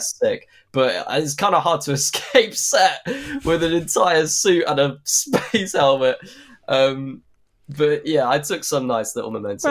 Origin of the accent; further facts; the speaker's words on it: Suffolk, East of England, United Kingdom; We're both from Suffolk.